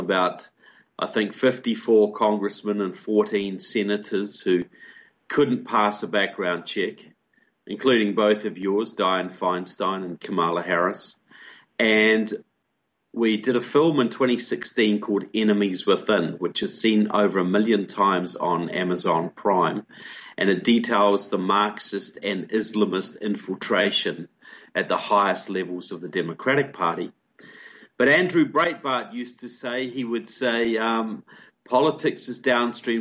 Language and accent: English; Christchurch, Canterbury, New Zealand; moved away as an adult; I'm originally from New Zealand, grew up in Christchurch, New Zealand